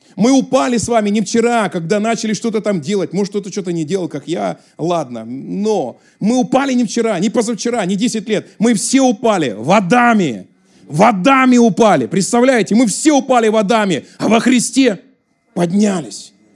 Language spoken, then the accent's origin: Russian; Russia; accent: southern Russian (г-fricative, 'гэкаю'); now in Moscow, Russia; Я там жил близко к Украине